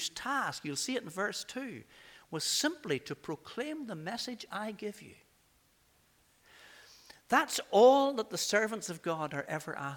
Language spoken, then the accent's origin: English; Coleraine, Northern Ireland, United Kingdom; my hometown of Coleraine